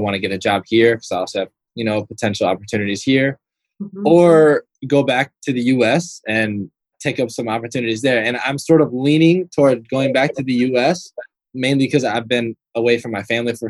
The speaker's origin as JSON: {"language": "English", "town": "Kalamazoo", "region": "Michigan", "country": "United States", "tie": "born or raised there", "also_born_or_lived": "Chicago", "said": "being from Kalamazoo, which is a small town in Michigan, I was always that kid that left every summer to go live with my dad in Chicago"}